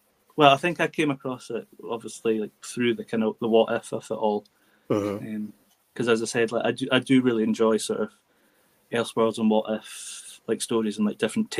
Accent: Scotland, United Kingdom; accent: Scottish lilting; my Scottish lilting accent

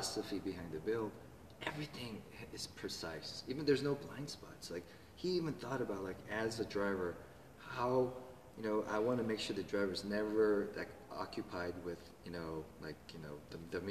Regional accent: Georgia, United States; now in Los Angeles, United States; I'm from Georgia

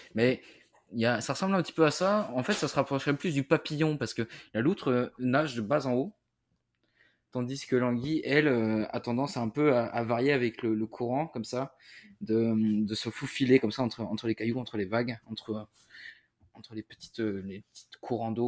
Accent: Brittany, France; Breton, en Bretagne, on est aussi très, très, très chauvin

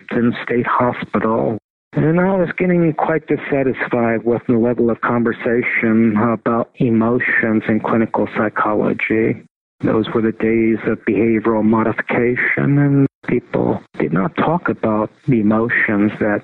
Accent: Tartu, Tartu County, Estonia; moved away; also born or lived in Pittsburgh; I was born in Estonia in the women's clinic at University of Tartu

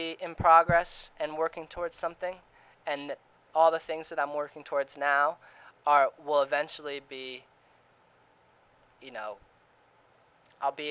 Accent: New Jersey, United States; also born or lived in Florida; I grew up in New Jersey till like seventh grade, moved to Florida for high school, and then I came back afterwards

